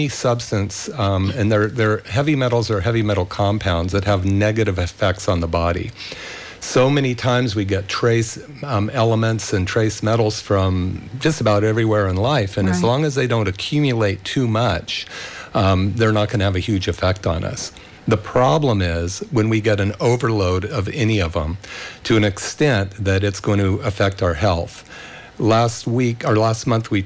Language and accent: English; Bay Area, California, United States; when I was a kid growing up in the Bay Area